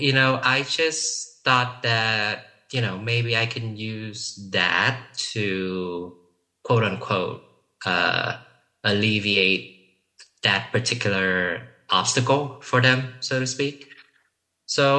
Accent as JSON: {"language": "English", "country": "Vietnam", "also_born_or_lived": "Houston, Texas", "first_language": "Vietnamese", "second_language": "English"}